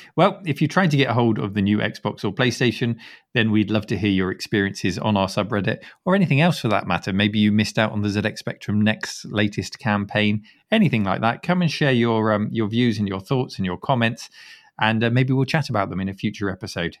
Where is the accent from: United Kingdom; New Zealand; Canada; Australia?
United Kingdom; as a Brit